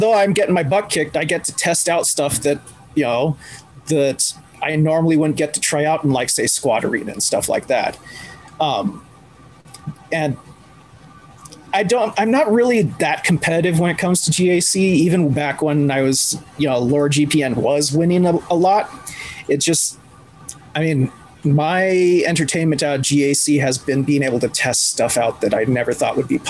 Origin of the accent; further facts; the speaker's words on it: Ireland; Which is funny because I'm Irish and not Scottish.